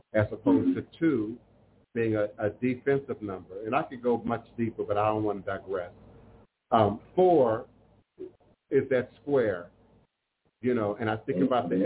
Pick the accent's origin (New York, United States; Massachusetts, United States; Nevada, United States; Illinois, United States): Illinois, United States; Chicago; I'm from Chicago, born in Chicago